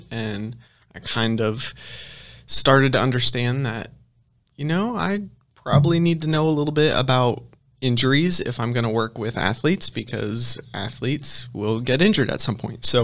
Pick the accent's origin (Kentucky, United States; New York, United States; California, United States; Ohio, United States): Ohio, United States; also born or lived in Philippines; So, I'm originally from Ohio. Um, my parents were missionaries, so when I was six, they packed us all up and we moved to the Philippines, and I lived there for uh, three years.